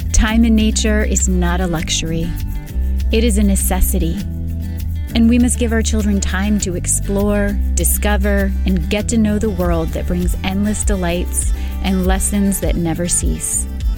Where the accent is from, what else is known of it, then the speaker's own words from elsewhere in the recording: West Point, New York, United States; I grew up in West Point, New York, a tight-knit military community nestled along the grassy western bank of the Hudson River.